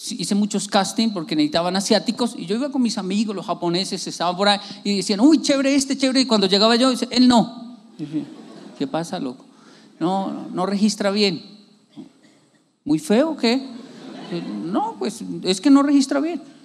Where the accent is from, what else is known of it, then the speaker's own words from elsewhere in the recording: Bogotá, Colombia; uno que es de barrio